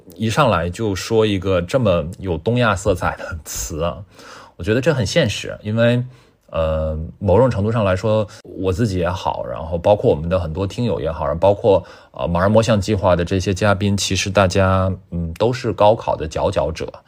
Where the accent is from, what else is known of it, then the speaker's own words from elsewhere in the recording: Tianjin, China; Amber 是我的天津老乡啊，呃，我们都是天津人